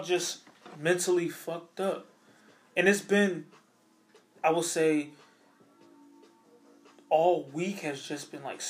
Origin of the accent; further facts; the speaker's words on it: Philadelphia, Pennsylvania, United States; I'm from Philly